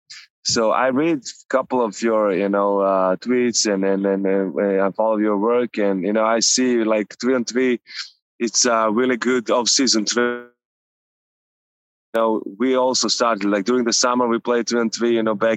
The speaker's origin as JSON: {"language": "English", "town": "Novi Sad", "region": "Vojvodina", "country": "Serbia", "tie": "born or raised there", "moved": "yes", "said": "So the area where I grew up, Lehman"}